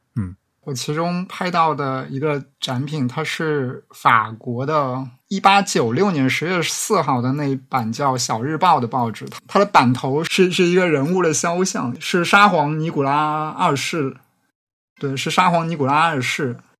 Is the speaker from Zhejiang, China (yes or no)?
yes; Jiaxing, Zhejiang, China; accent: Jiaxing dialect; 我念的这个嘉兴方言会比较像上海的所谓的松江方言